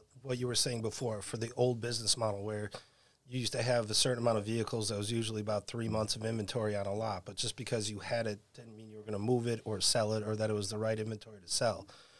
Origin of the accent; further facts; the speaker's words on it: Chicago, Illinois, United States; moved away as an adult; also born or lived in Brooklyn, New York / Manhattan, New York; now in Staten Island, United States; I am originally from Chicago, Illinois. Went to college at Pratt Institute in Brooklyn, New York. Moved to Manhattan